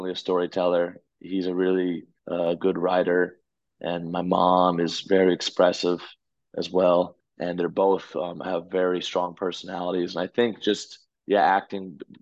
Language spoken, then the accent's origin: English; Connecticut, United States; also born or lived in Orlando, Florida; now in New York, United States; when I was six, I moved to Connecticut and raised most of my life there.